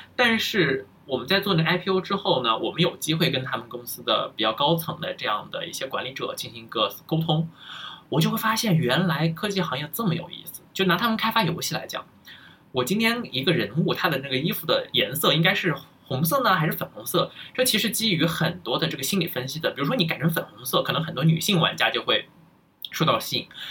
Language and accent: Chinese; China; moved away as an adult; now in United States; 我是愿意回到，非常渴望甚至是想回到国内的